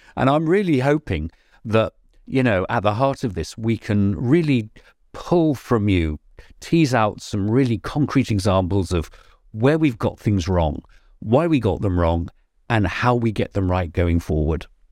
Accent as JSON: {"language": "English", "region": "England", "country": "United Kingdom", "said": "not being so English"}